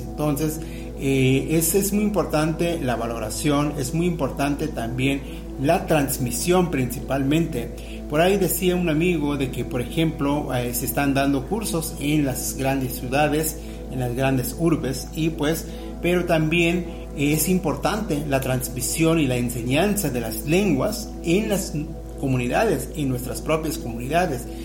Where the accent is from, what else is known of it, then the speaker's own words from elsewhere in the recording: Mexico; la lengua que eh, nos identifica como mexicanos